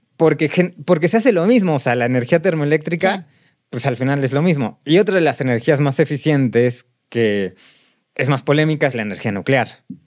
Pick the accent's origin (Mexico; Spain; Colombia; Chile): Mexico; Mexico City; crecimos aquí en Ciudad de México